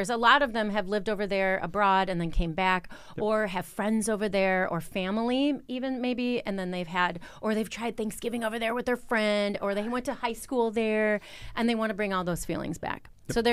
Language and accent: English; Wisconsin, United States; people can still hear that I'm from Wisconsin.